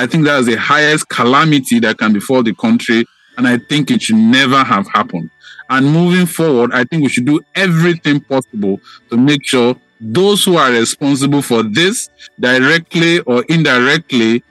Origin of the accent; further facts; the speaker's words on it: Nigeria; as Nigerian citizens